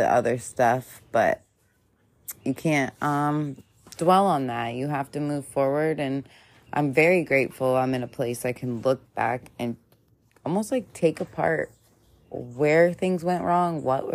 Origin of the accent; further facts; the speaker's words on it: Hilton Head Island, South Carolina, United States; I grew up on Hilton Head Island.